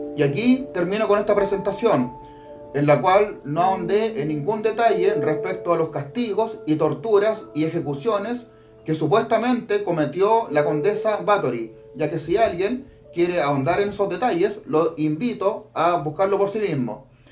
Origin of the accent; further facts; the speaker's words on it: Chile; yo aquí en mi país, Chile